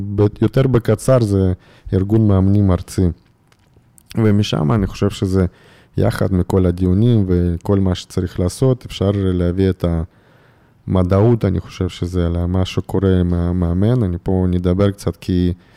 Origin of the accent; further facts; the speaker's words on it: Irkutsk, Irkutsk Oblast, Russia; Hebrew is a second language; moved away as an adult; now in Israel; גדלתי באירקוצק